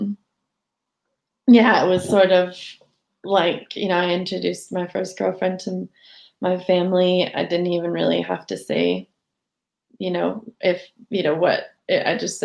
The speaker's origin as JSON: {"language": "English", "region": "Southern California", "country": "United States", "tie": "born or raised there", "moved": "as an adult", "lives_now": "Edinburgh, United Kingdom", "said": "I was brought up in Southern California"}